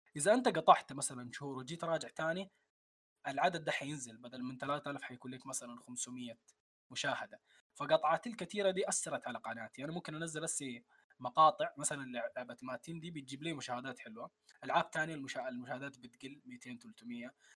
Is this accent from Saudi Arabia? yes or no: yes; Saudi Arabia; also born or lived in Khartoum, Sudan / Omdurman, Sudan; من مواليد الخرطوم لكن عشت تقريبا عمري كله في السعوديه